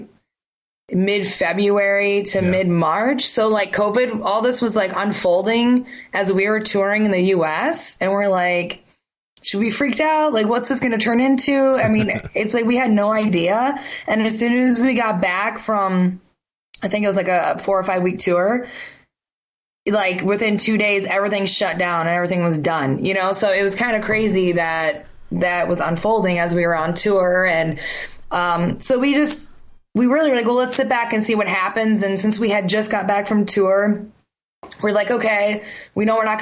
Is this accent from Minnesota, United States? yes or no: yes; Minneapolis, Minnesota, United States; We're from Minneapolis, Minnesota